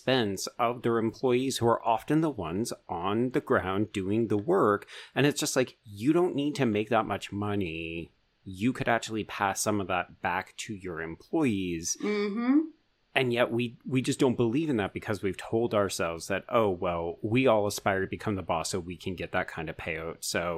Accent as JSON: {"language": "English", "country": "Canada", "said": "Like, we don't have a Canadian dream in mm-hmm. the same mode."}